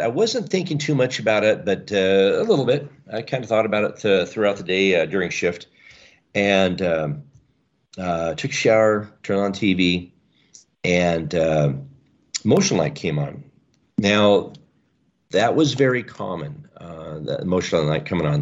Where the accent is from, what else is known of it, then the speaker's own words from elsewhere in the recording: the Northwest, Pacific Northwest, United States; I was raised here in the Northwest